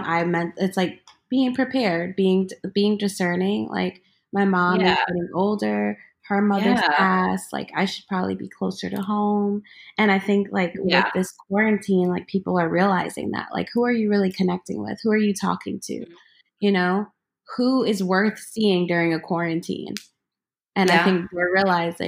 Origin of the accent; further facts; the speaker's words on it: New York City, New York, United States; I grew up in Crown Heights, Brooklyn.